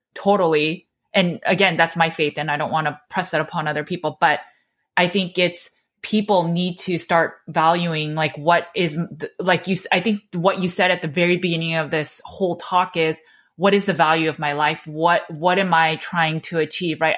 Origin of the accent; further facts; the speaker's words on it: United States; I was born and raised in America